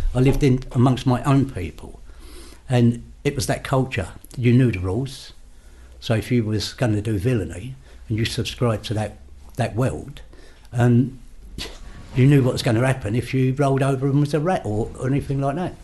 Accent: London, United Kingdom; I grew up in King's Cross area

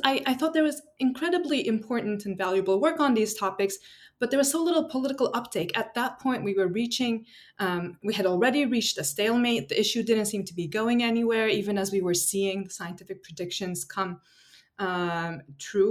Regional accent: Istanbul, Turkey; moved away as an adult; also born or lived in United States / Oxford, United Kingdom; now in San Diego, United States; I'm originally from Istanbul, Turkey.

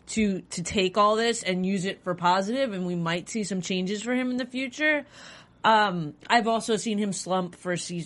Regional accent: New York, United States; As a New Yorker, as a Jets fan

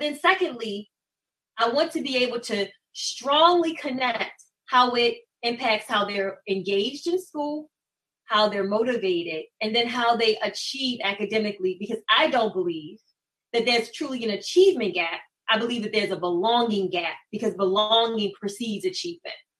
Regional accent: Baltimore, Maryland, United States; born and raised in Baltimore, matriculated through Baltimore City Public Schools

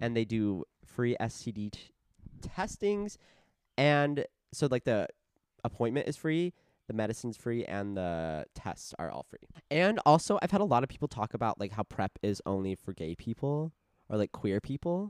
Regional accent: Casa Grande, Arizona, United States; born or raised there

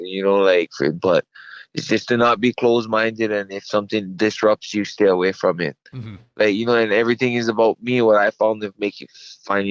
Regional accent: Hawaii, United States; I'm Hawaiian

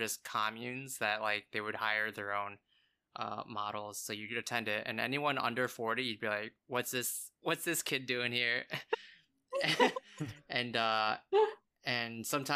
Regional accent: Chicago, Illinois, United States; moved away as an adult; now in Los Angeles, United States; I came from Chicago

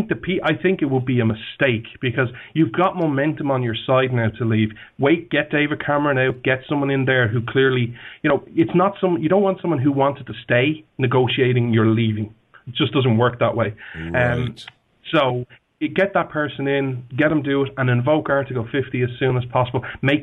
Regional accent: Ireland; Let's just use someone like me. I'm Irish.

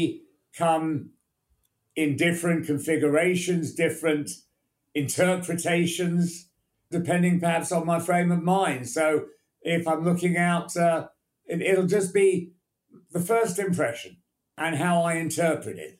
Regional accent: England, United Kingdom; also born or lived in United States; I always felt I was English

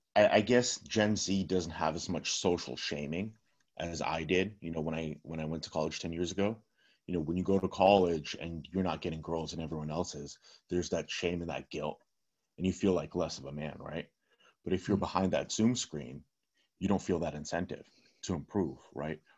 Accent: California, United States; first language Russian; English is a second language; I grew up in California

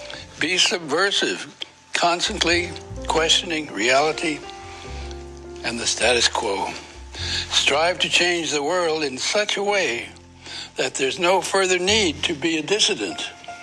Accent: Yonkers, New York, United States; born there; Oh, I was born in South Yonkers.

